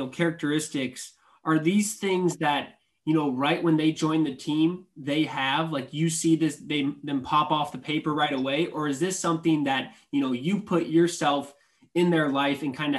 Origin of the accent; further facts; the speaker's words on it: East Buchanan, Iowa, United States; Because I'm from East Buchanan. I was from East Buchanan, and, you know, we're a smaller class